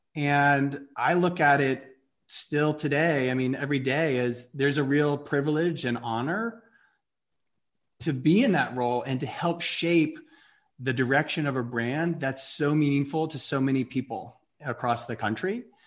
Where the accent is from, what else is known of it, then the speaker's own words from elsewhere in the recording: Atlanta, Georgia, United States; moved away as an adult; also born or lived in New York; I grew up in Atlanta